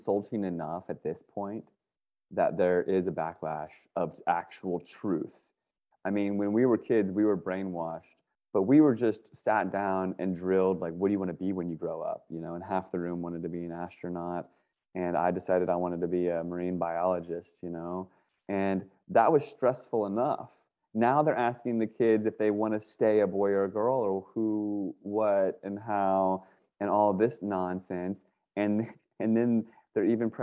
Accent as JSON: {"language": "English", "region": "Northern Virginia", "country": "United States", "tie": "born or raised there", "moved": "yes", "lives_now": "California, United States"}